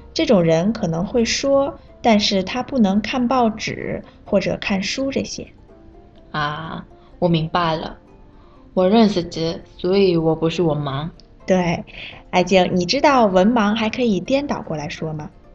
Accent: South Korea; Chinese is a second language; 我是来自韩国的

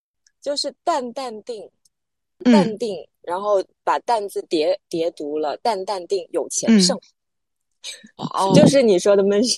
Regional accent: Guangzhou, Guangdong, China; also born or lived in Hunan (ancestral home); 我在广州出生长大，但我老家是湖南的。

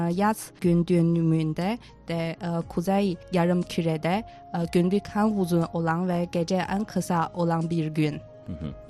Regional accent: Tianjin, China; Turkish is a second language; Mesela ben Tianjinliyim

